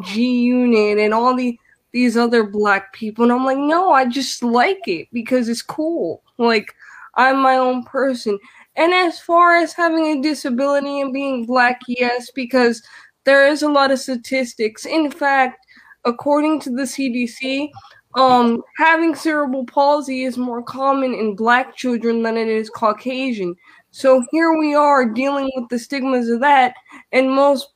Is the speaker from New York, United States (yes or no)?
yes; New York City, New York, United States; now in Florida, United States; I'm from the Bronx of New York, so now I live in Florida